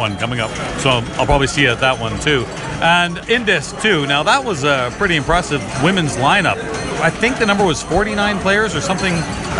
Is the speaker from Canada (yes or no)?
yes; Canada; I'm Canadian.